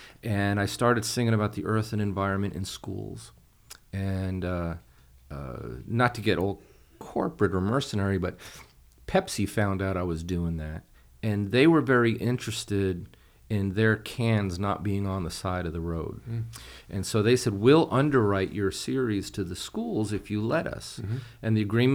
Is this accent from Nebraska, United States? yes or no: no; Hudson Valley, New York, United States; moved away as an adult; also born or lived in Laredo, Texas; I grew up in New York. Please don't hold that against me. I was living along the Hudson Valley in New York